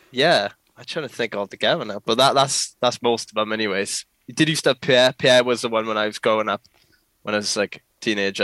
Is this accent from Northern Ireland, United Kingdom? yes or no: no; Port Talbot, Wales, United Kingdom; I am a filmer from South Wales, uh, to be precise, or Patoilet as some people may know it as.